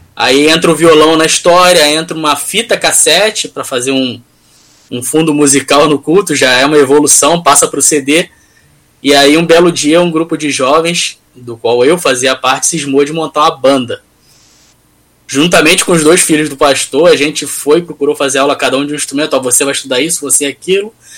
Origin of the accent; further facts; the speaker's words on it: Rio de Janeiro, Brazil; Eu sou do Rio